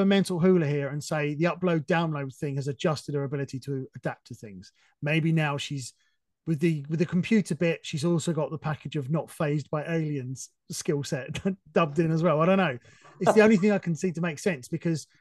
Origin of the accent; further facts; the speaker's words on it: England, United Kingdom; I'm being very English now